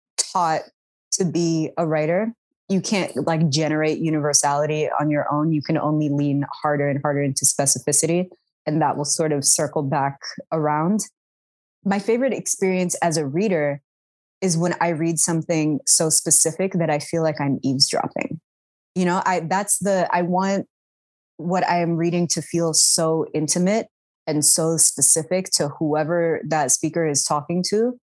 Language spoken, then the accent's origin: English; Sudan; accent: Sudani; here is how I, in my Sudani accent, would spell this.